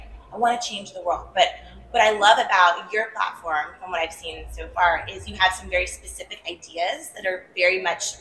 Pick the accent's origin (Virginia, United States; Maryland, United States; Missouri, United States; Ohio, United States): Maryland, United States; I'm from Maryland originally